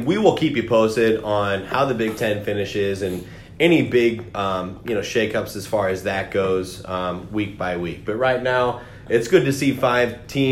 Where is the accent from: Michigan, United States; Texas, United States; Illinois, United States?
Illinois, United States; I'm from Illinois